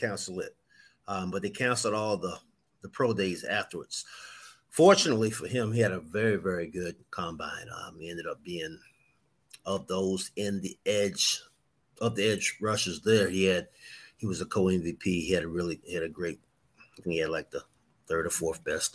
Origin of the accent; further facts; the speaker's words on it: North Carolina, United States; we're from North Carolina